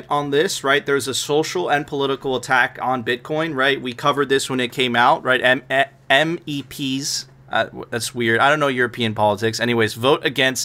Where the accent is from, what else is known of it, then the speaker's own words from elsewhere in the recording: Venezuela; now in United States; I immigrated to the United States. I'm a first generation immigrant. I came from Venezuela.